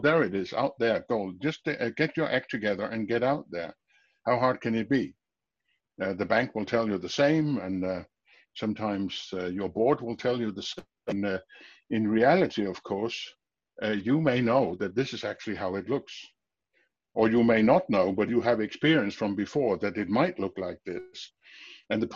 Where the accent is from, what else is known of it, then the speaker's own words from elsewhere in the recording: Denmark; I'm from Denmark, speaking from Denmark now, my home office